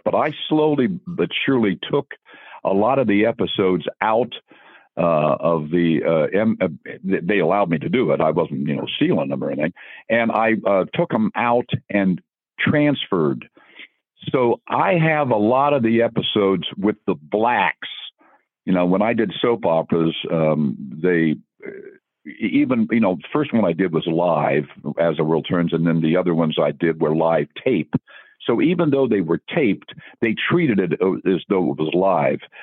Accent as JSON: {"language": "English", "town": "Dayton", "region": "Ohio", "country": "United States", "said": "I'm from Dayton, Ohio"}